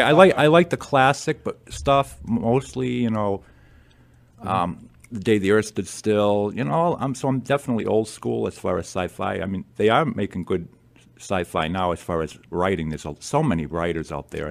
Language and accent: English; Attleboro, Massachusetts, United States; also born or lived in Lewiston, Maine; moved to Attleboro when I was very young